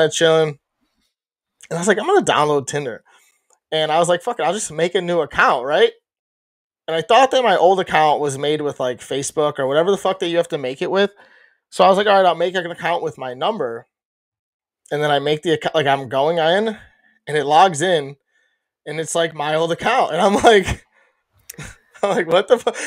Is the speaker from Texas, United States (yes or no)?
no; Chicago, Illinois, United States; being a Chicagoan or a, a person from Chicago ish